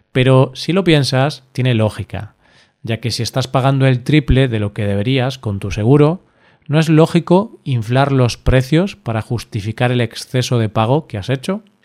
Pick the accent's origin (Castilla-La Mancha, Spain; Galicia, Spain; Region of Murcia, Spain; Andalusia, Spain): Galicia, Spain; Galicia, mi tierra